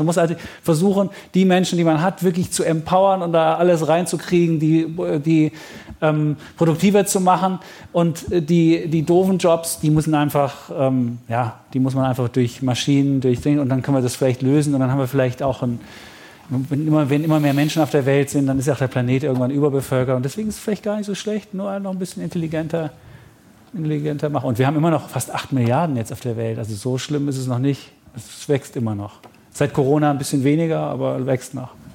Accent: Leipzig, Saxony, Germany; Ich bin in Leipzig groß geworden und ähm, 1971 geboren

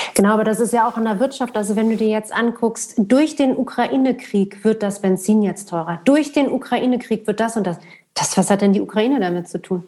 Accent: Berlin, Germany; Ich bin in Westberlin groß geworden

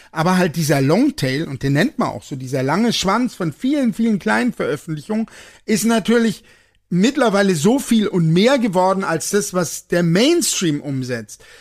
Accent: Germany; ich bin Deutscher

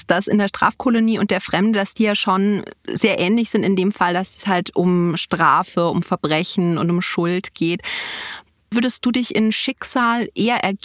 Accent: Bavaria, Germany; nee, ich äh, bin aus Bayern nicht rausgekommen. Das, ist, das hört man nicht, aber du hörst es

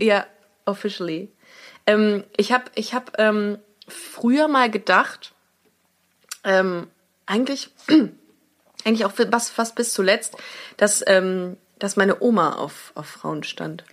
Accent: Germany; wir sind aus Deutschland

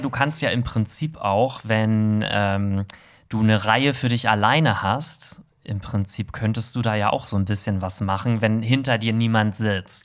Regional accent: Hamburg, Germany; im Herzen bin ich Hamburger

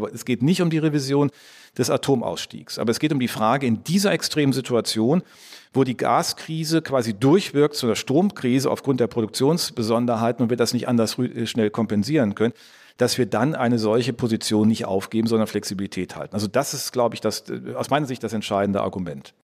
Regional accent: Rhineland, Germany; als gebürtiger Rheinländer

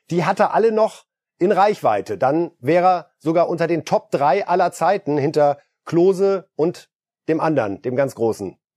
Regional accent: Poland; moved away; Als geborener Pole

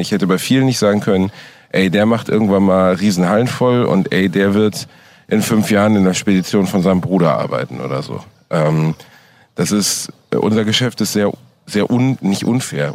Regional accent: Germany; als Deutscher

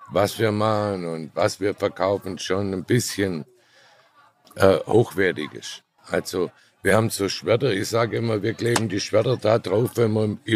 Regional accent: Baden-Württemberg, Germany; Nein, ich bin Schwabe.

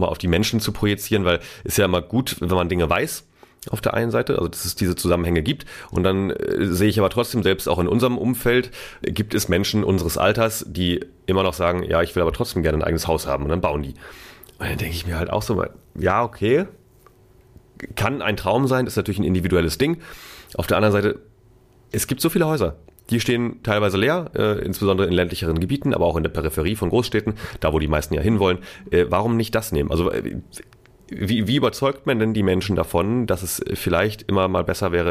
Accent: Schleswig-Holstein, Germany; Äh, ich komme ja aus Schleswig-Holstein. Da wird jetzt auch Wein angebaut.

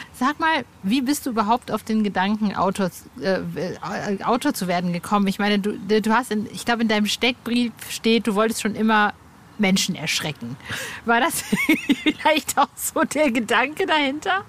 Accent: Hövelhof, North Rhine-Westphalia, Germany; moved away; Ich bin ja im Kreis Paderborn aufgewachsen, also Born in Paderborn

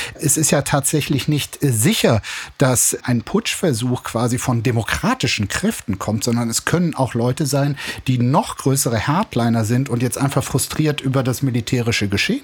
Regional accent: East Germany, Germany; als Ostdeutscher

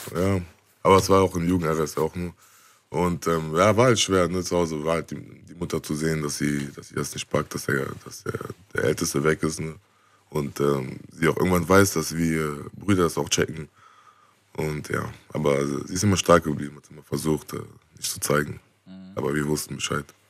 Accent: Bonn, North Rhine-Westphalia, Germany; wir sind auch aufgewachsen in der Gegend, wo, wo viel auch. Ähm, viel auch gegen uns war

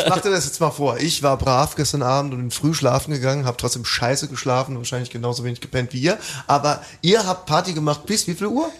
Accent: Welchweiler, Rhineland-Palatinate, Germany; moved away; in meinem Heimatdorf in Welschweiler

